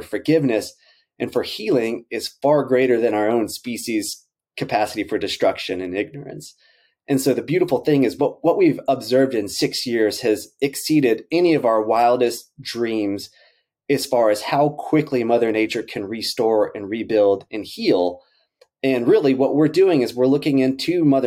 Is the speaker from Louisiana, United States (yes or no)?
no; Central Texas, United States; Robby and I grew up in Central Texas